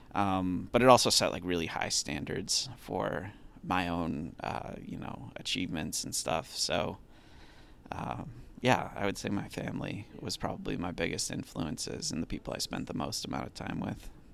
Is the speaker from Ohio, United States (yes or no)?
no; Massachusetts, United States; I'm from Massachusetts